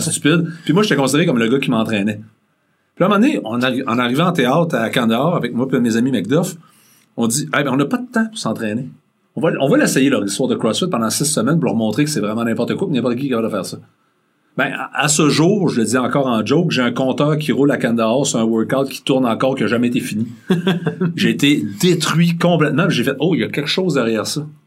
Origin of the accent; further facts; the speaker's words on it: Rimouski, Quebec, Canada; moved away as an adult; je suis un gars de région en partant, je viens de Mouski